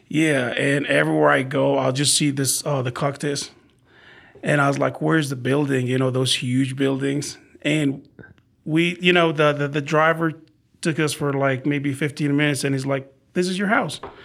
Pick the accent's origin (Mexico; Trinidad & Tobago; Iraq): Iraq; Baghdad, Baghdad Governorate; English is a second language; also born or lived in Arizona; now in San Antonio, United States; in Iraq, we are from Baghdad.